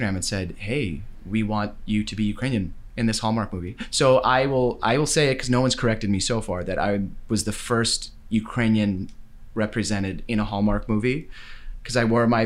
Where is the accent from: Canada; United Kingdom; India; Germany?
Canada; Winnipeg, Manitoba; That's growing up in Winnipeg too